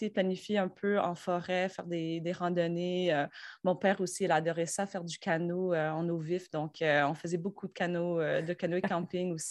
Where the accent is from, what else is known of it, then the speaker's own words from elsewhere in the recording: Rosemère, Quebec, Canada; also born or lived in Australia; je viens de Montréal, ou en fait, euh, la rive nord de Montréal. Donc, j'ai grandi dans un genre de village qui s'appelle Rosemère. C'est juste au nord de Laval.